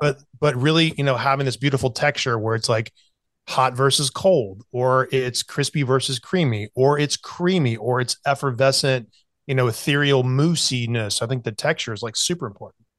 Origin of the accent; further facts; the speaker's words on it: South Carolina, United States; I grew up in South Carolina, especially when I was going to, uh, college in Charleston